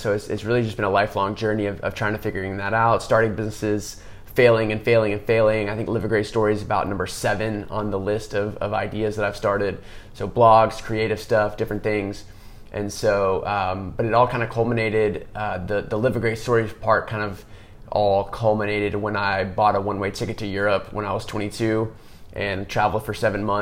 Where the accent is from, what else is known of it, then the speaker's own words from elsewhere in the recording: Austin, Texas, United States; growing up in Austin